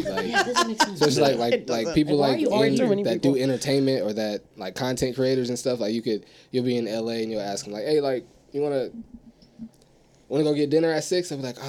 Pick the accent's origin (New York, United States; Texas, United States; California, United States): California, United States; San Diego; I'm not from a certain neighborhood. I'm just from Southeast.